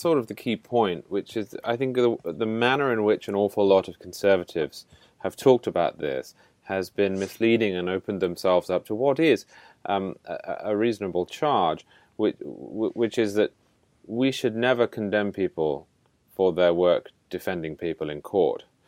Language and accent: English; United Kingdom; moved away; as a Brit